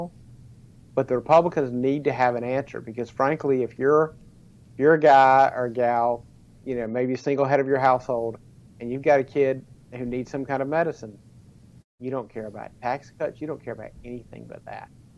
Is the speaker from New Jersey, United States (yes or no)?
no; South Carolina, United States; I grew up in South Carolina